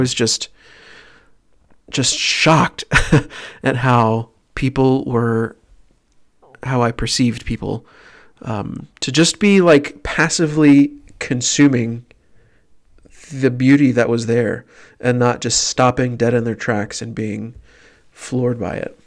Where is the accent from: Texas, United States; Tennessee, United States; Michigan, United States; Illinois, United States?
Texas, United States; Tyler; born or raised there; moved away